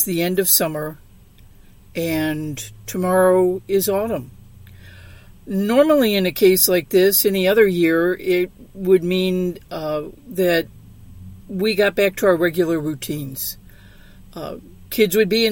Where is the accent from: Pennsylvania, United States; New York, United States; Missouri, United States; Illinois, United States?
Missouri, United States; St. Louis; now in Southern California, United States; growing up in St. Louis